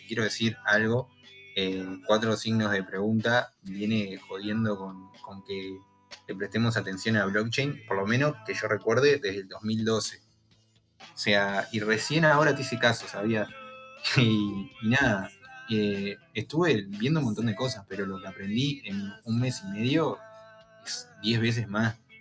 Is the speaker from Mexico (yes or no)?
no; Pando, Canelones, Uruguay; donde yo vivo, que soy de Pando